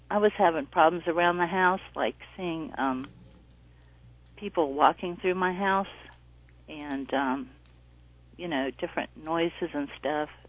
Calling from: North Carolina, United States; North Carolina.

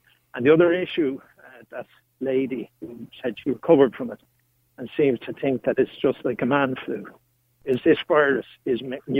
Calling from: England, United Kingdom; Well, I'm phoning from England

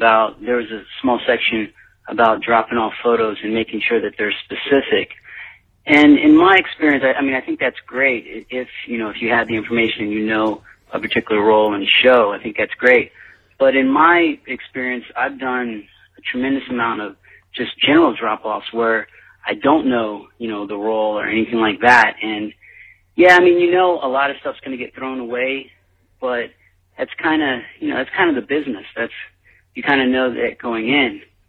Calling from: Los Angeles, California, United States; I'm calling from Los Angeles

